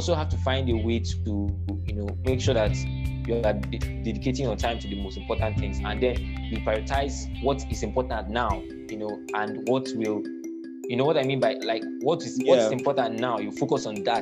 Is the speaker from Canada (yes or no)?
no; Nigeria; being a Nigerian student